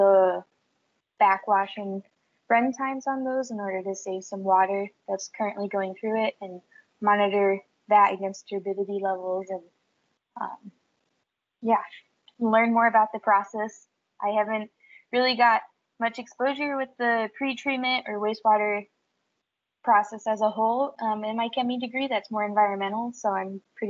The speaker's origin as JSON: {"language": "English", "region": "Colorado", "country": "United States", "tie": "born or raised there", "said": "I'm born and raised in Colorado, grew up there"}